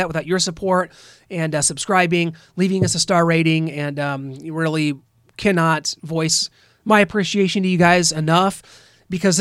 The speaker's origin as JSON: {"language": "English", "region": "Midwest", "country": "United States", "said": "As a Midwesterner"}